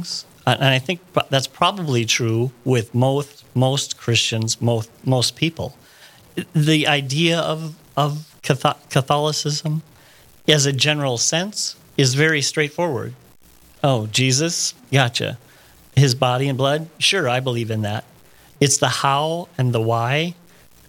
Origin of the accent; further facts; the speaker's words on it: Oakes, North Dakota, United States; I was raised in Oaks, North Dakota, by my married parents